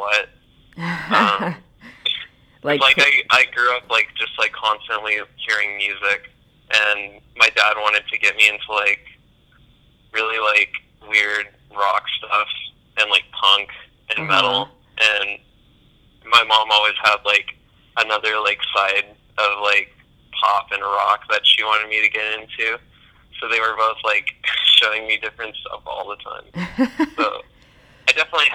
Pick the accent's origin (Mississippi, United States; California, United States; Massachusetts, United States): California, United States; Sacramento; I'm from Sacramento, California.